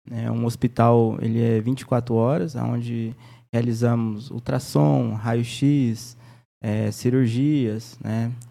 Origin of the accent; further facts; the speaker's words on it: Inocência, Mato Grosso do Sul, Brazil; also born or lived in Três Lagoas; Eu nasci aqui em Três Lagoas mesmo. Fui com quatro meses de idade, fui morar em Inocência. Inocência aqui próximo.